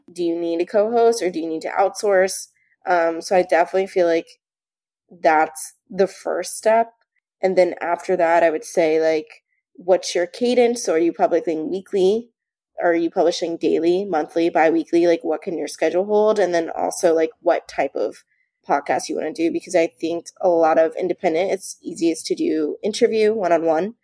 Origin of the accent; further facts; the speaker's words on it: New Jersey, United States; I'm from New Jersey.